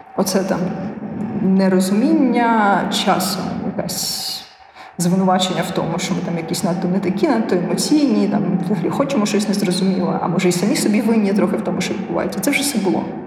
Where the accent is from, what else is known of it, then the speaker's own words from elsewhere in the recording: Ukraine; Я казала з України.